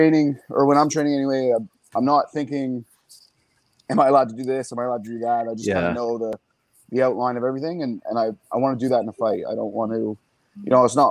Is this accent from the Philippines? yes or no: no; Woodstock, Canada; I'm from Woodstock. It was a small town of 4,000, 5,000 people.